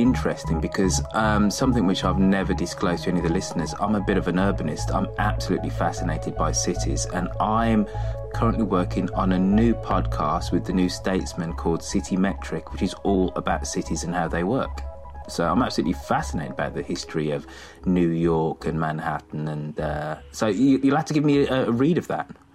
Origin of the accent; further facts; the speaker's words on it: United Kingdom; being British